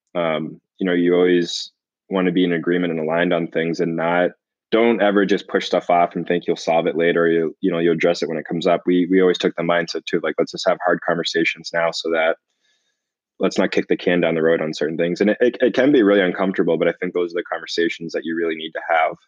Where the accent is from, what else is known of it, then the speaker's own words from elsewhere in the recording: Boston, Massachusetts, United States; I grew up in the Boston area.